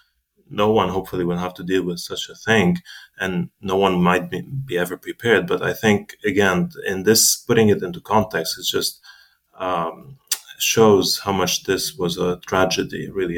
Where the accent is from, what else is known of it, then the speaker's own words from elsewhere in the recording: Jezzine, South Governorate, Lebanon; now in United States; I grew up, I was born and raised actually in Lebanon. My parents, both of them are Lebanese. I have, again, very deep bonds with Lebanon. I'm from the south originally, from a small town called Jezzine, which is a beautiful place.